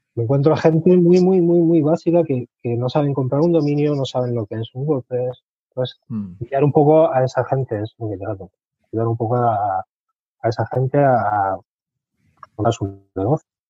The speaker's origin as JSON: {"language": "Spanish", "town": "Albacete", "region": "Castilla-La Mancha", "country": "Spain", "tie": "born or raised there", "moved": "yes", "lives_now": "Murcia, Spain", "said": "yo nací en Albacete, tengo 43 años, pero vivo ahora mismo en Murcia."}